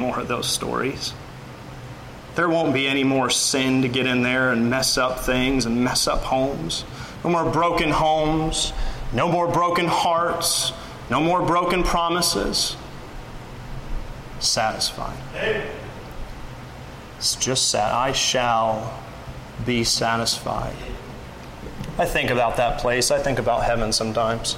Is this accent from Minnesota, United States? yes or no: no; Pensacola, Florida, United States; moved away; also born or lived in Missouri; I grew up on the Gulf Coast in Pensacola